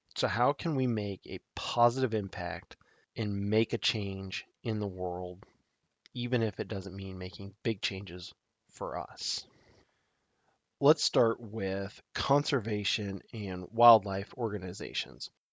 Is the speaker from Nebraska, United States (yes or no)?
yes; Nebraska, United States; my home state of Nebraska